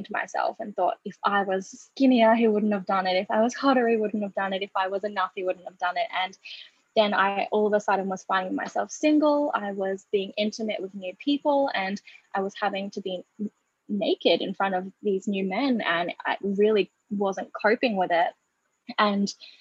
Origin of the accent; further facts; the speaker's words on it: Australia; I am Australian. I'm a proud Gurindji woman, which is an Australian Indigenous tribe here.